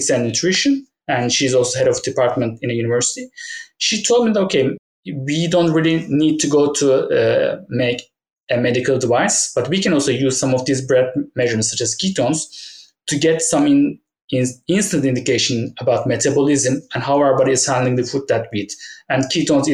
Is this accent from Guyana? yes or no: no; Turkey; moved away as an adult; also born or lived in United Kingdom; go back to Turkey, where my hometown is.